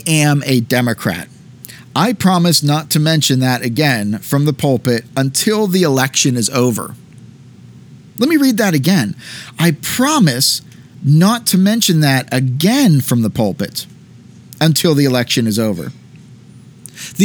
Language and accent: English; United States; as an American Christian